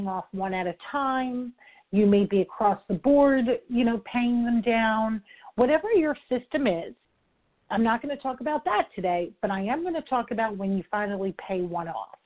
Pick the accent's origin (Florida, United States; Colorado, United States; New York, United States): New York, United States; I'm from New York. I talk fast